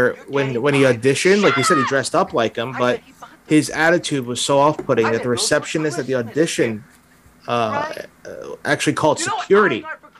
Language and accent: English; New Jersey, United States; also born or lived in New York; I was born in New York, grew up in Jersey.